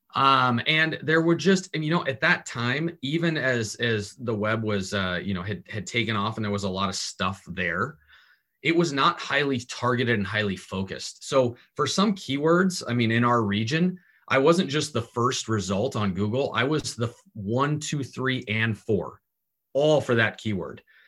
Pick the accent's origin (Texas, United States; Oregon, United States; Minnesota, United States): Oregon, United States; Portland; also born or lived in Southern California; my family got tired of Southern California and picked up and moved to Portland, Oregon